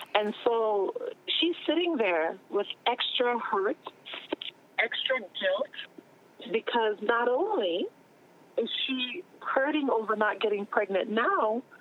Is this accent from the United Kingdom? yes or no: no; Trinidad & Tobago; moved away; growing up in the Caribbean, for example, there are certain careers we didn't even know existed